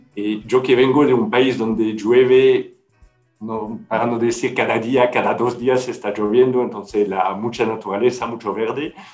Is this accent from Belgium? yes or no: yes; Belgium; Spanish is a second language; moved away as an adult; now in Chile; fuera de Bélgica